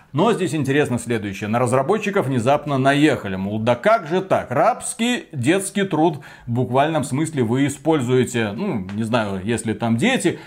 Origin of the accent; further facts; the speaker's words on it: Belarus; как белорус